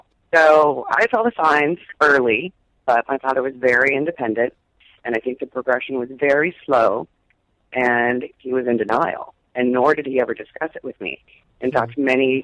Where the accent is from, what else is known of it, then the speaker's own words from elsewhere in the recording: Miami, Florida, United States; I grew up in Miami.